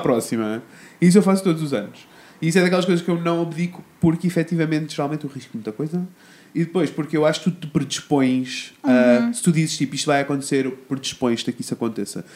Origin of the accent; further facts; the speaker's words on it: Coimbra, Centro, Portugal; eu sou de Coimbra